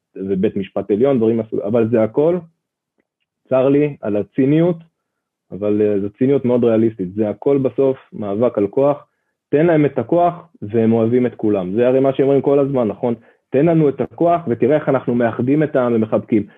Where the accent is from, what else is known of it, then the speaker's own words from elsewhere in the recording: Ra'anana, Central District, Israel; אני גדלתי במעוזים של המעוזים, כן, ברעננה